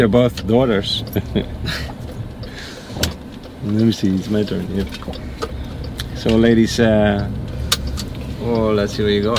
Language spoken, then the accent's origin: English; North Brabant, Netherlands; English is a second language; moved away as an adult; also born or lived in Mexico; now in United States; So I'm from the Netherlands.